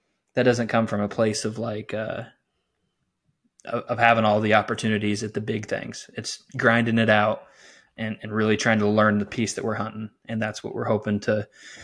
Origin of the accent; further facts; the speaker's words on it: South Central Illinois, United States; I'm from South Central Illinois